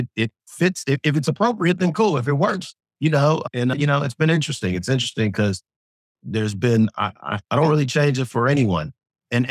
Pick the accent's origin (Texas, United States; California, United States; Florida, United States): California, United States; Inglewood; also born or lived in Sweden; I grew up in LA, you know, grew up in Inglewood, two blocks from